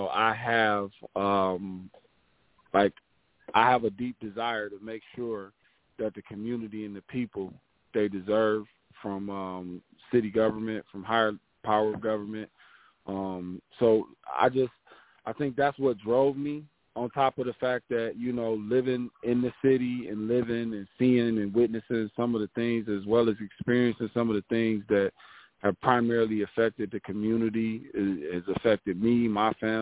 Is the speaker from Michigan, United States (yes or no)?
yes; Detroit, Michigan, United States; now in Pontiac, United States; growing up in Detroit, man, it was hard. The east side is no joke